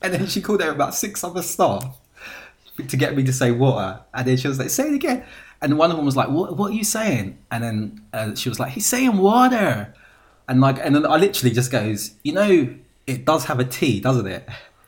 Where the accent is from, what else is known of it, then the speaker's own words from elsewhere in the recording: England, United Kingdom; accent: British; I'm from England.